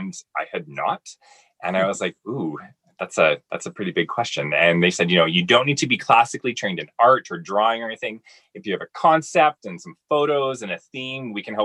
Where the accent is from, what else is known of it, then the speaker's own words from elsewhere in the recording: Summerland, British Columbia, Canada; moved away; growing up in Summerlin, British Columbia